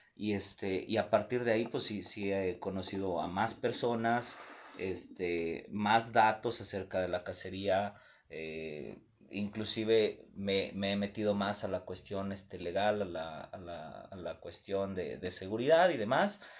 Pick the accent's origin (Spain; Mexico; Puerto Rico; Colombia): Mexico; como todo mexicano